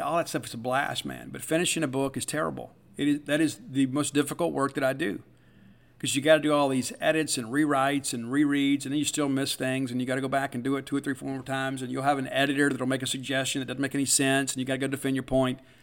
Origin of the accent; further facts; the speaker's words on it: South Mississippi, United States; moved away; us growing up in South Mississippi